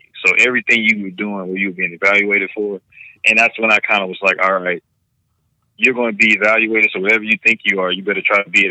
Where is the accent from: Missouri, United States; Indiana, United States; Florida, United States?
Missouri, United States; my home state